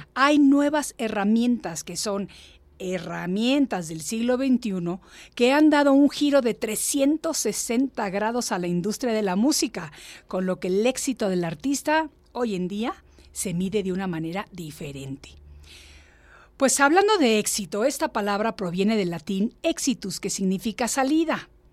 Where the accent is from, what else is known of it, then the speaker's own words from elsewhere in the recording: Mexico; moved away; Yo también estoy recientemente reubicada a mi México, porque yo estuve viviendo fuera de México 36 años